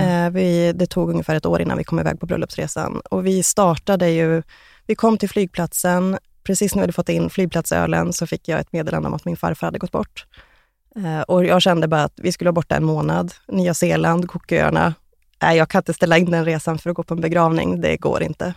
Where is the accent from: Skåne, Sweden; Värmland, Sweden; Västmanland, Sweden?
Västmanland, Sweden; Västerås; moved away as an adult; now in Trollhättan, Sweden; 2016 flyttade jag till Trollhättan från min hemstad Västerås